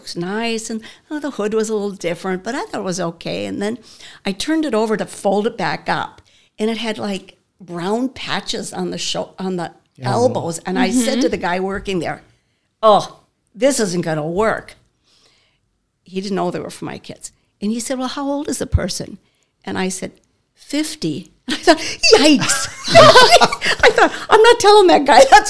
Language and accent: English; Murdock, Minnesota, United States; also born or lived in Benson, Minnesota; I was born in Benson, but I lived in Murdoch all those years. And most of my little stories are about my growing up in Murdoch.